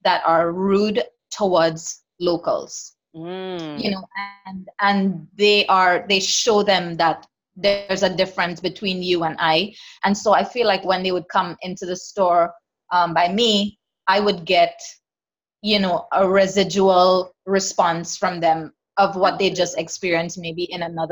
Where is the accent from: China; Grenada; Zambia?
Grenada; moved away; also born or lived in Canada; I had a beautiful childhood growing up in Grenada.